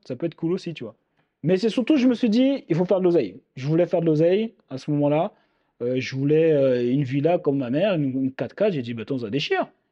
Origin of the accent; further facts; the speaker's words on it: Île-de-France, France; je viens de l'île de France